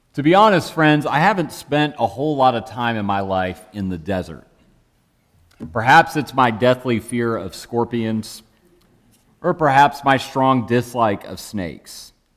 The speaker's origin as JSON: {"language": "English", "region": "Michigan", "country": "United States", "tie": "born or raised there", "said": "Growing up in Michigan, for me, that looked a lot like driving through endless flat cornfields"}